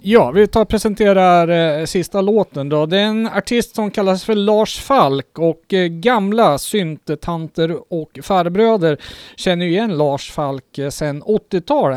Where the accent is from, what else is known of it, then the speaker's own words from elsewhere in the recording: Kungsör, Västmanland, Sweden; ett lokalt band hemma i Kungsör